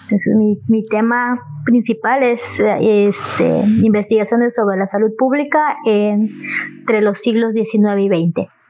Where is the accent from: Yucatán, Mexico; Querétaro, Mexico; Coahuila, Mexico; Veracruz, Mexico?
Yucatán, Mexico; Ticul; yo soy de Ticul. Yo soy de, de, de, de acá de Yucatán. Este, Yucatán con M al final.